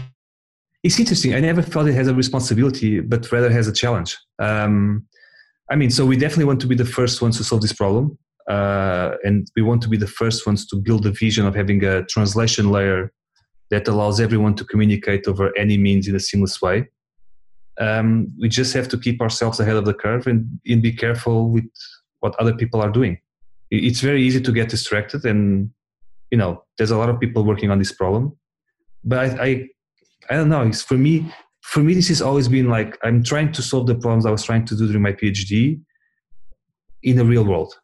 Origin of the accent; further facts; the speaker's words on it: Portugal; we're all from Portugal